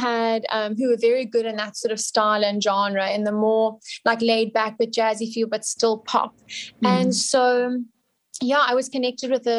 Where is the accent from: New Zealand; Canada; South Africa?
South Africa; I'm South African